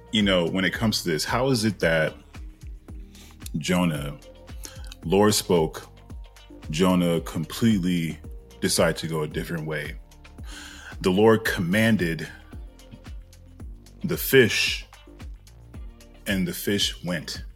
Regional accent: Minneapolis, Minnesota, United States; moved away as an adult; now in California, United States; I was born and raised in Minneapolis, Minnesota

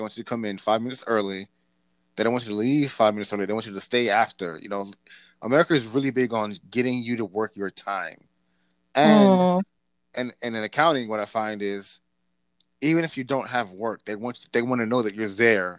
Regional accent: Prince George's County, Maryland, United States; where I grew up in Prince George's County. Prince George's County is widely considered as one of the biggest black middle classes.

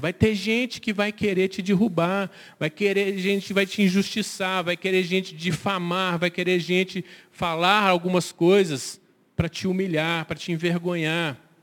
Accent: Brazil; Eu sou brasileiro

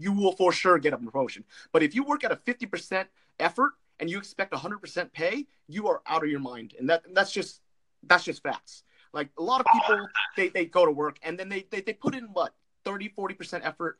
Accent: California, United States; California, Orange County.

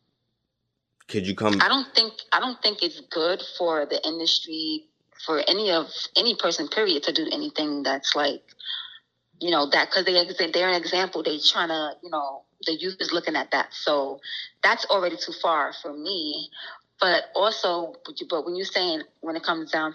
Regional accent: Yonkers, New York, United States; also born or lived in Florida; I'm from Yonkers / Florida.

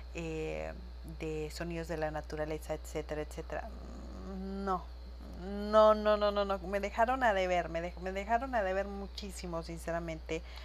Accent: Chihuahua, Mexico; ya había llegado a mi tierra, porque en cuanto pisé suelo chihuense

